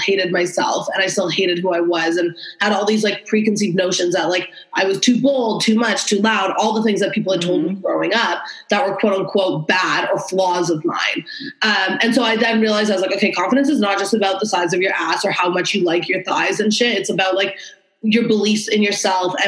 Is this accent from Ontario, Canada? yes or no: yes; Toronto, Ontario, Canada; I'm 27 from Toronto, Ontario.